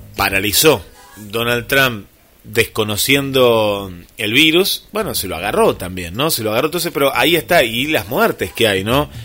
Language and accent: Spanish; Mar del Plata, Buenos Aires Province, Argentina; en nuestra querida Mar del Plata